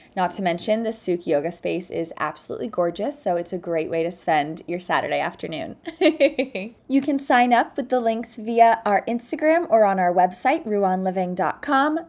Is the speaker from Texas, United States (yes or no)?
yes; Dallas, Texas, United States; moved away as an adult; also born or lived in Clemson, South Carolina; now in New York City, United States; I'm originally from Dallas, Texas